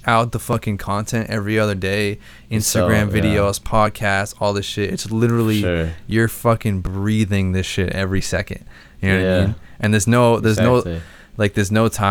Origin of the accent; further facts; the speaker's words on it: Braintree, Massachusetts, United States; also born or lived in Ohio; Braintree, Massachusetts, where I fucking grew up